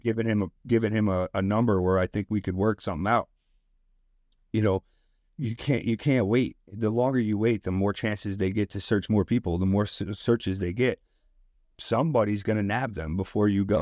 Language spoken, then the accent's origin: English; Westchester, New York, United States; now in Bronx, United States; I live in the Bronx. I grew up in Westchester